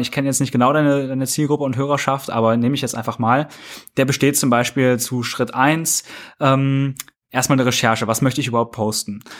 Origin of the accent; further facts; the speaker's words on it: Kassel, Hesse, Germany; ich komme aus Kassel, hier ist ein sehr, sehr großes Werk von Volkswagen